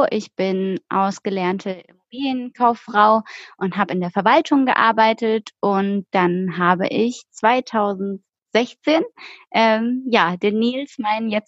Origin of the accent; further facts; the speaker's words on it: Baden-Württemberg, Germany; Also wir kommen aus dem Schwarzwald und sind innerhalb von einem Tag nach Berlin getrampt, was irgendwie 900 Kilometer aus von uns war.